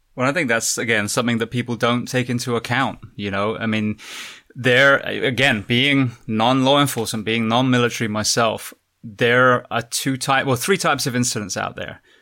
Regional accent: United Kingdom; being British myself

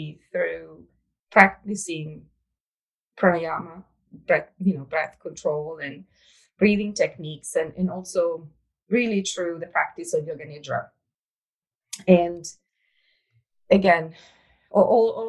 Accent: Italy; English is a second language; moved away; I was born and raised in Italy

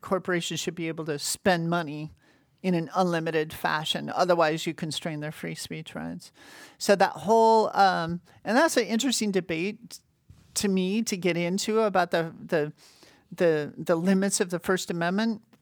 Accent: Montana, United States; moved away; also born or lived in Washington / New York; I was born in Washington, in the state of Washington. but I don't remember that 'cause I moved to Montana when I was really young. So I always think of myself as being from Montana.

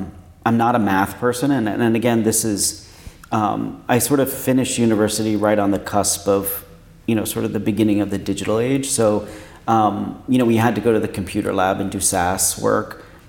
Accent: New York, United States; born there; also born or lived in Pennsylvania; now in Washington, United States; I was born in New York. In upstate New York, and then moved around a bit and went to school in Pennsylvania, central Pennsylvania, and then moved to Washington for college.

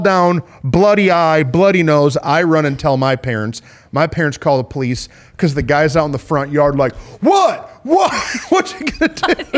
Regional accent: Flint, Michigan, United States; I grew up in Flint, Michigan

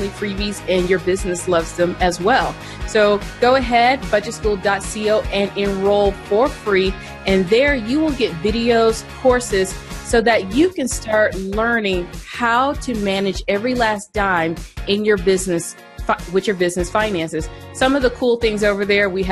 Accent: Colorado, United States; my home state of Colorado

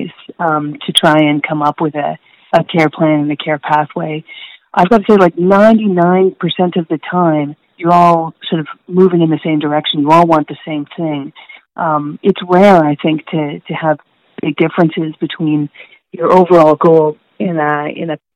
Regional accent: St. Catharines, Ontario, Canada; moved away as an adult; also born or lived in New Haven, Connecticut / Halifax, Nova Scotia / Vancouver, British Columbia; I'm from St. Catharines, Ontario, so a relatively small-ish town that is across Lake Ontario from Toronto. I grew up there

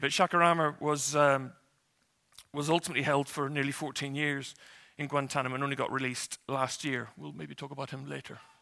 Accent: Northern Ireland, United Kingdom; I grew up in Northern Ireland

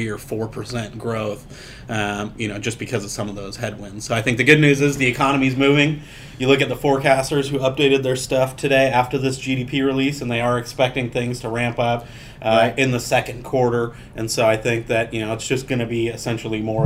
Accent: San Diego, California, United States; I'm from San Diego

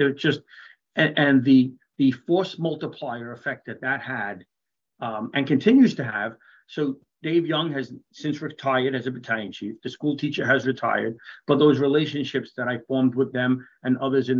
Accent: New York, United States; while I'm a New Yorker, Ohio, and particularly Beaver Creek and the Dayton area, they're like an adopted home.

